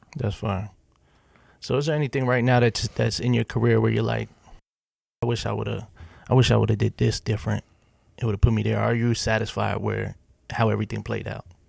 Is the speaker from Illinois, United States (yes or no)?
no; Pennsylvania, United States; moved away as an adult; now in Nashville, United States; I'm from Pennsylvania